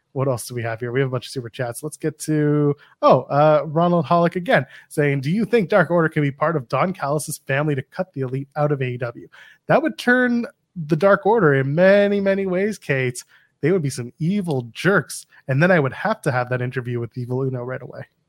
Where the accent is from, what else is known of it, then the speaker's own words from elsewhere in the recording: Canada; also born or lived in Toronto; I am Canadian, I can say that. I live in Toronto